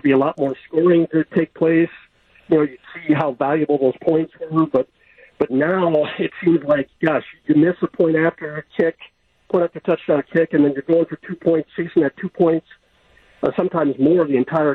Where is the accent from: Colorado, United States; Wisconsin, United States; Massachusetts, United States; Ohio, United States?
Wisconsin, United States; Milwaukee; moved away as an adult; now in Honolulu, United States; I'm born and raised in Milwaukee, but the U.S. Navy took me to Hawaii, so that's why I'm in Honolulu right now